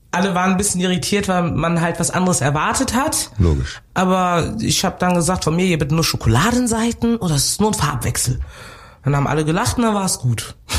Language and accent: German; North Rhine-Westphalia, Germany; also born or lived in Cameroon / Bonn; now in Cologne, Germany; ich bin geboren in Kamerun, bin groß geworden im Rheinland